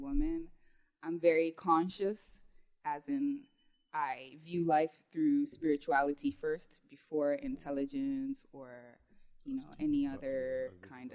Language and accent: English; Toronto, Ontario, Canada; moved away as an adult; now in Ghana; Canada, in Toronto. I grew up there. I was born in Canada, and then I lived in Ghana for like maybe like some 4 years when I was a child. And then we moved back to Canada